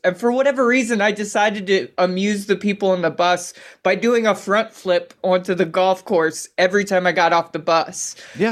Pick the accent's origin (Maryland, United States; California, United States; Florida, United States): Maryland, United States; Baltimore; now in Seattle, United States; growing up in Baltimore, we always had like uh, rope swings